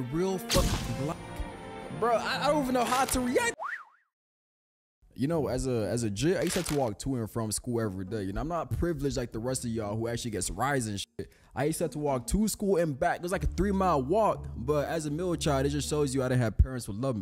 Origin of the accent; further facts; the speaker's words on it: Lake Worth, Florida, United States; I live in Lake Worth, that's all. You know, I'm from Lake Worth